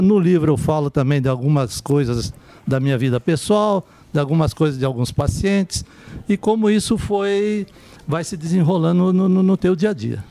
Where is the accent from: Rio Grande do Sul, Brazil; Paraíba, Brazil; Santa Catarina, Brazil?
Santa Catarina, Brazil; Lá de Santa Catarina, eu sou lá de Santa